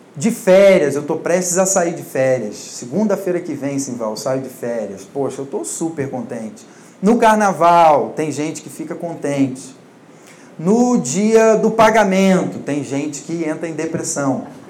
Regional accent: Rio de Janeiro / Niterói, Brazil; moved away as an adult; now in São Paulo, Brazil; sou do Rio de Janeiro, né, e trabalhava com isso lá, mas sou filho de pastor, pastor de uma igreja relativamente grande, e nasci na igreja, cresci na igreja

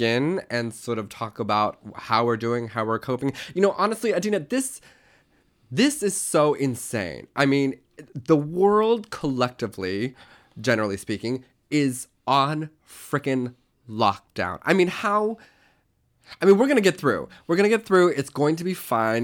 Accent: Tulsa, Oklahoma, United States; I was born in eighty-seven in Tulsa, Oklahoma.

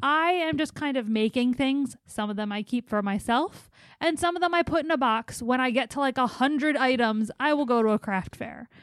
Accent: East Coast, United States; moved away; I'm from the East Coast

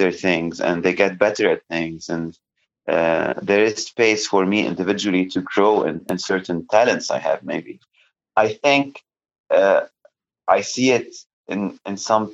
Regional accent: Lebanon; now in United States; growing up in Lebanon

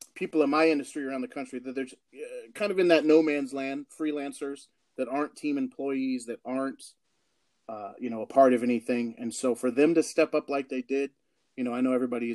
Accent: Oregon, United States; I'm from Oregon, man. I'm an Oregon Duck

